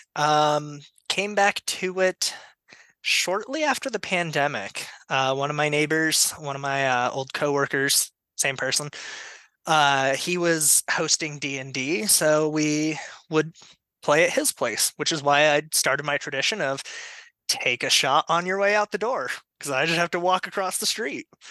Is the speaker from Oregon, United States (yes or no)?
no; Colorado, United States; also born or lived in Denver metro; I am from Colorado, been here pretty much my whole life. Uh, grew up out in the middle of nowhere